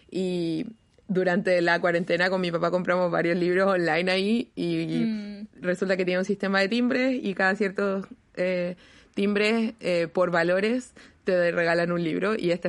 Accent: Chile

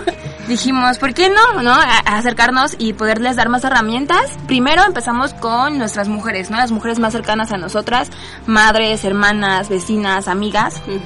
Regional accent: Mexico City, Mexico; todas somos mexicanas y que todas somos aquí del DF, bueno, Ciudad de México

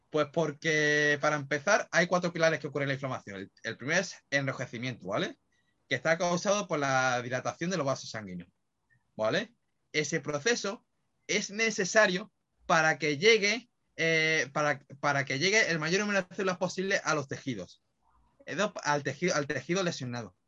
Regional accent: Málaga, Andalusia, Spain; yo que soy de Málaga

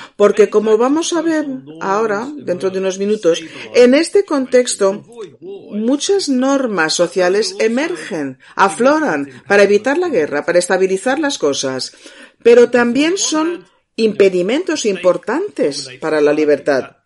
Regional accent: England, United Kingdom; yo soy inglés

